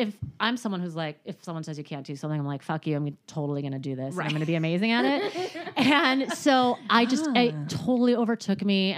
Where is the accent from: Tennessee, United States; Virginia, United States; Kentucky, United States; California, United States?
California, United States; Orange County; I grew up in Orange County